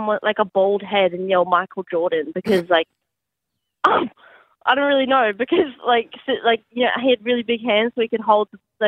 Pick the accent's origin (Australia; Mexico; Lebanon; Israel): Australia; I'm pretty Australian